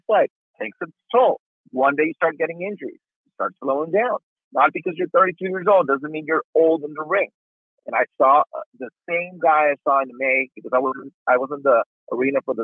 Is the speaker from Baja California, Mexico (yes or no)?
yes; Tijuana, Baja California, Mexico; moved away; I grew up in Tijuana, I have a lot of friends there